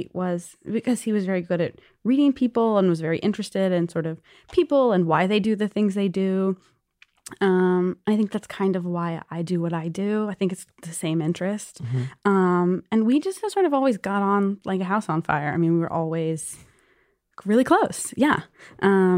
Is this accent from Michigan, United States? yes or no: no; Galveston, Texas, United States; now in New York, United States; I grew up in Galveston, Texas, which is an island south of Houston